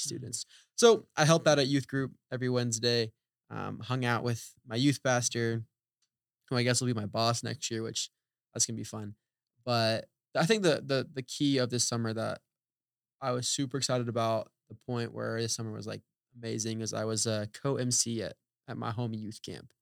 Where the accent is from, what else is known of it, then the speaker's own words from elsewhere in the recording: Oklahoma, United States; moved away as an adult; a college in Oklahoma Wesleyan in my hometown